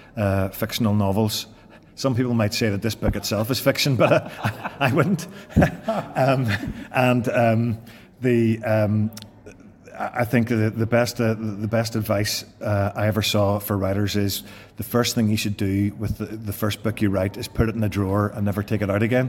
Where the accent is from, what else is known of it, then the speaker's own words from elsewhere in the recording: Northern Ireland, United Kingdom; moved away as an adult; I was brought up in a background where people generally were very unionist